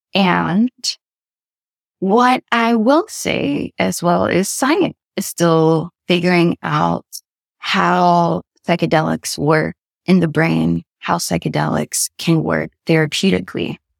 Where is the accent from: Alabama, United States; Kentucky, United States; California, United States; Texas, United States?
Kentucky, United States; the South; moved away as an adult; also born or lived in Connecticut; now in London, United Kingdom; as a Black woman from the South